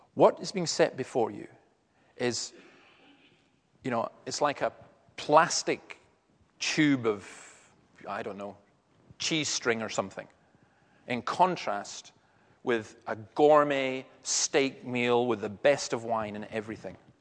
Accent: Easter Ross, Scotland, United Kingdom; I'm actually from Easter Ross

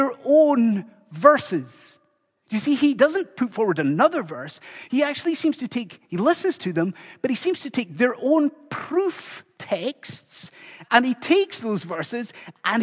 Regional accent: Inverness, Scotland, United Kingdom; now in Dundee, United Kingdom; us growing up in Inverness

